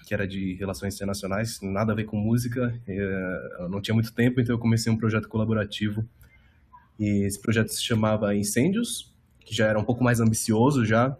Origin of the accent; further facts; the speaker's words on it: Suzano, São Paulo, Brazil; eu sou de Suzano